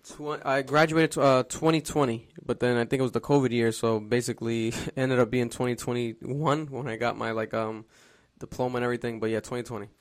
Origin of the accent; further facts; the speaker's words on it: Providence, Rhode Island, United States; I'm from Providence, Rhode Island, born and raised